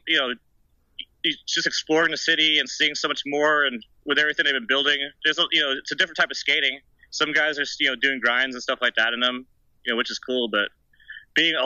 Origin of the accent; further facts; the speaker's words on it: Austin, Texas, United States; first language German; English is a second language; also born or lived in Germany; I was born in Austin, Texas, and when I was about 6 months old, my parents moved to Germany